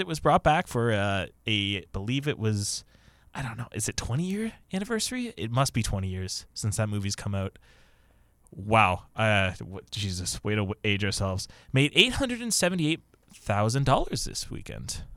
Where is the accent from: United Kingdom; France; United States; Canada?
Canada; we're North American and Canadian specifically